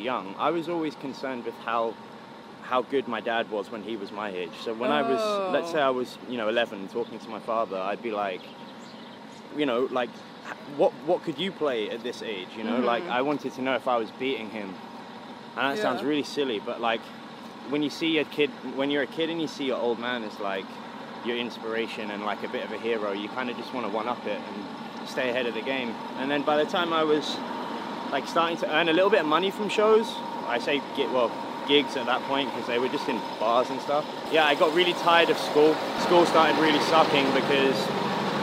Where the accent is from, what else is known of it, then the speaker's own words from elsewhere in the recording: London, United Kingdom; I was born in West London in a place called Ealing. I spent 14 years there